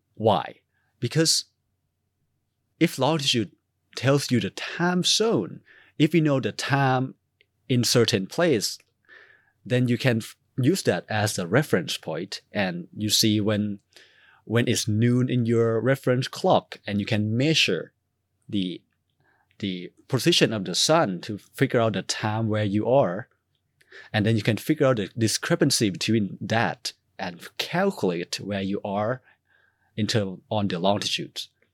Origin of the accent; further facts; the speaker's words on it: Thailand; moved away; I'm from Thailand